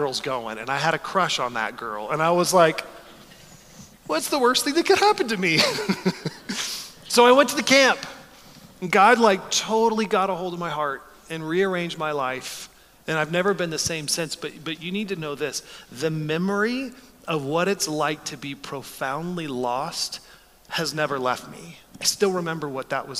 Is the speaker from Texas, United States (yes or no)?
yes; Texas, United States; moved away as an adult; now in Chicago, United States; I grew up in Texas